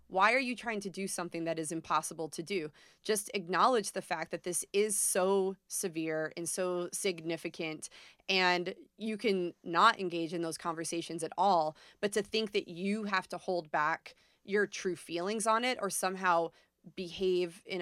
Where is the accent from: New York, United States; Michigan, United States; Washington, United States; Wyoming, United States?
New York, United States; moved away; I'm from New York originally